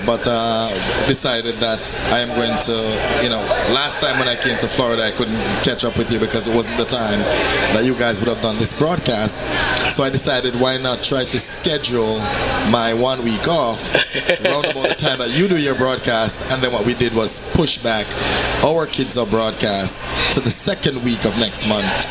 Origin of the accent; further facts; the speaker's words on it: Jamaica; moved away as an adult; now in New Jersey, United States; I'm Jamaican, and I'm an educator. So when I was in Jamaica, I used to do a, a radio show.